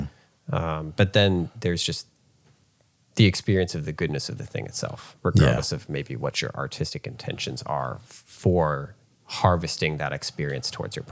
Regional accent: Virginia, United States; we're all from Virginia. Maybe one Mississippian thrown in there.

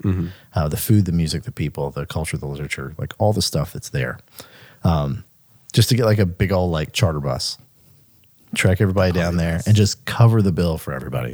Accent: Mississippi, United States; we, we grew up in Mississippi.

